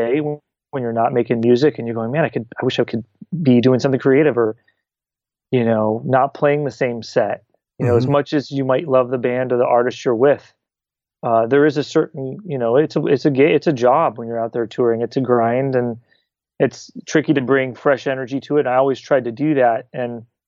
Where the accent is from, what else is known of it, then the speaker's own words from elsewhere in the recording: California, United States; also born or lived in Buffalo, New York; So we moved to California when I was a toddler.